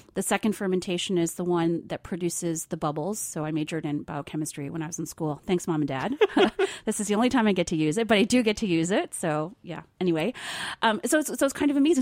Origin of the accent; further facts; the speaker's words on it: New Jersey, United States; I grew up in New Jersey